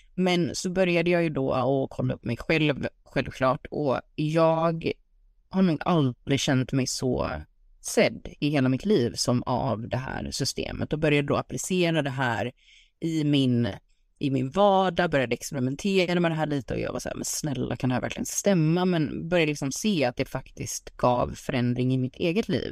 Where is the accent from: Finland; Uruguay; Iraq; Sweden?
Sweden; also born or lived in United States; hemma i Sverige